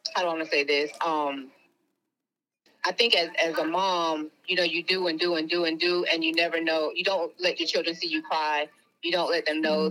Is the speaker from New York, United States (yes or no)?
yes; New York, United States; I'm from New York